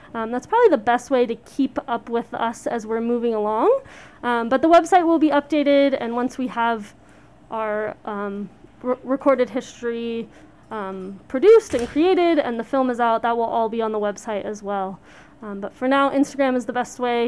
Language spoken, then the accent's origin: English; Colorado, United States; I grew up in Colorado